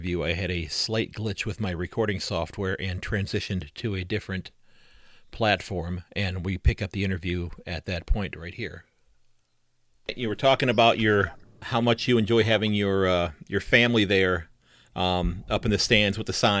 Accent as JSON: {"language": "English", "town": "Sandusky", "region": "Ohio", "country": "United States", "said": "from Sandusky, Ohio, and I'm thrilled that my guest is able to join us this morning."}